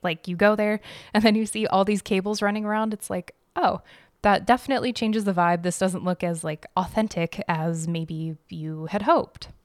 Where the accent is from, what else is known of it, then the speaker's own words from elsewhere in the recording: Arizona, United States; now in Chicago, United States; growing up in Arizona